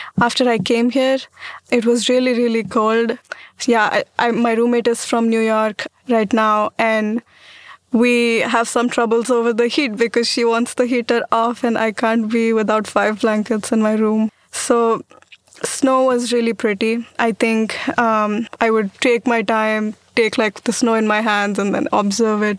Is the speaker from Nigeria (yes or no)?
no; Pune, Maharashtra, India; moved away as an adult; now in Walla Walla, United States; I'm from Pune, India